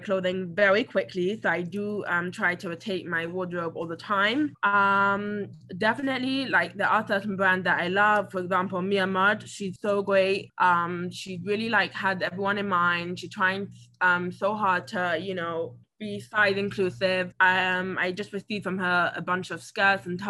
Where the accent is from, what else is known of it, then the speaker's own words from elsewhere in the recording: England, United Kingdom; now in United States; I grew up in England